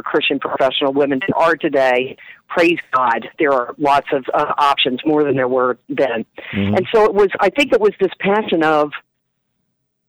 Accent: Wilmington, Delaware, United States; accent: Philly; moved away; Wilmington, Delaware, originally.

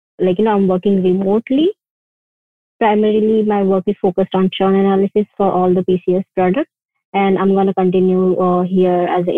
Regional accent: Pune, Maharashtra, India; moved away; I'm from Pune, from India.

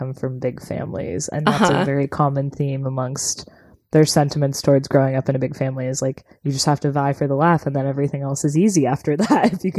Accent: Chicago, Illinois, United States; also born or lived in Evanston; I was born in Chicago too

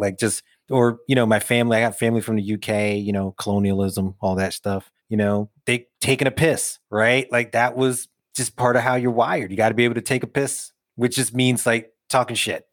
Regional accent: New York City, New York, United States; young dude growing up in Brooklyn

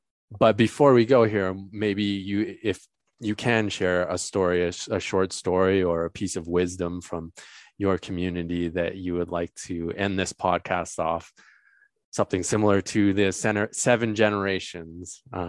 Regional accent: Canada; I was born and raised in Canada. I went through the government education system here, didn't learn a lot about the very country that that I am from and its history.

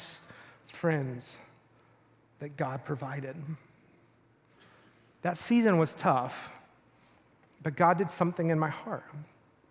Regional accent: Rockwall, Texas, United States; I grew up in Texas, a little town in Texas.

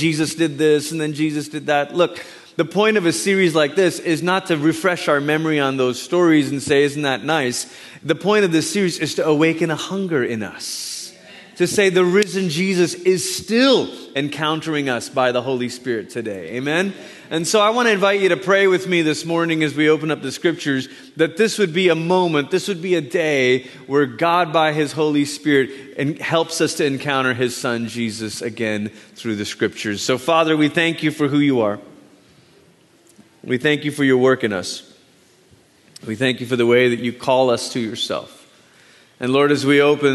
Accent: Malaysia; moved away; I was born in Malaysia, grew up there

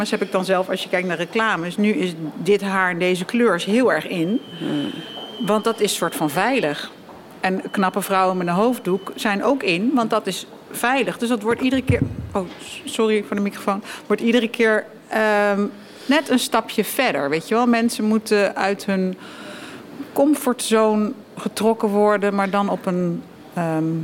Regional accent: Nigeria; En dan was ik beledigd. Van, ik kom uit Nigeria.

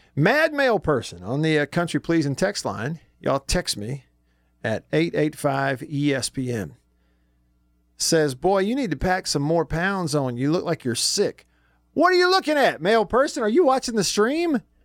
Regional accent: Tupelo, Mississippi, United States; I am from Tupelo.

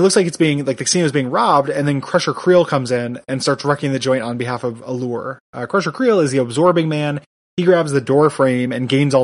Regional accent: Illinois, United States; I'm from Illinois

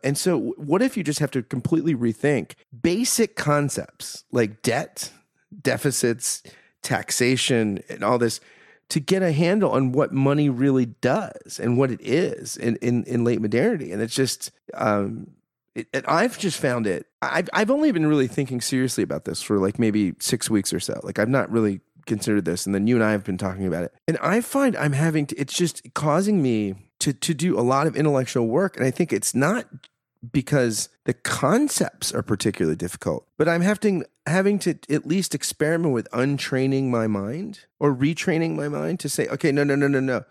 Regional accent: United States; as an American

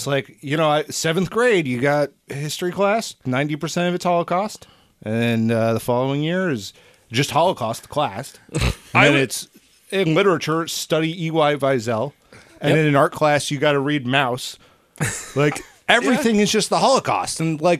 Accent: United States; we grew up in the American school system here

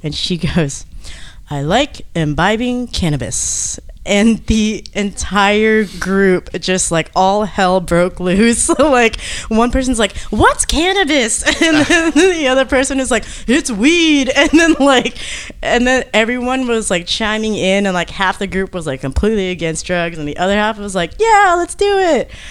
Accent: Georgia, United States; I'm from Georgia.

